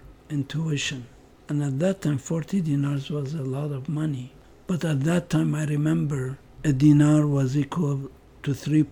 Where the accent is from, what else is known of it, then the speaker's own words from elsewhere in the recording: Baghdad, Baghdad Governorate, Iraq; moved away as an adult; also born or lived in Kansas / Stanford; I grew up in Baghdad.